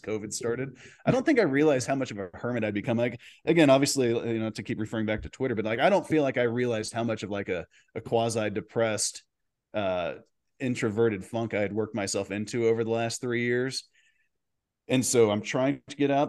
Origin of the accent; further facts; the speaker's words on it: Dallas, Texas, United States; I grew up in Dallas